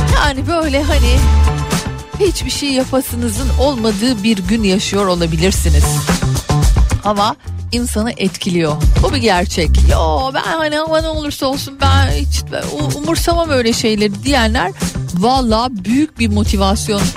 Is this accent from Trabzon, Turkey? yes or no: no; Istanbul, Turkey; now in Berlin, Germany; doğma büyüme bir İstanbullu olarak ve kökeni dört kuşak İstanbul'da yaşayan birisi olarak